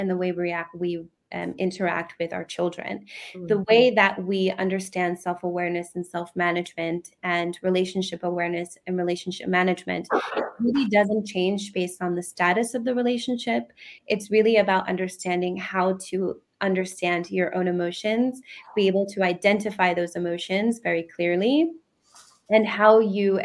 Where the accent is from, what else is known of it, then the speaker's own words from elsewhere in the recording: United States; now in United Kingdom; I'm originally from the United States